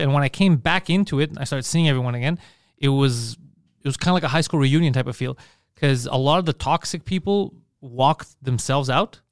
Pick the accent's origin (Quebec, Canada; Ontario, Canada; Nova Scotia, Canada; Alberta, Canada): Quebec, Canada; Montreal; we're from Park X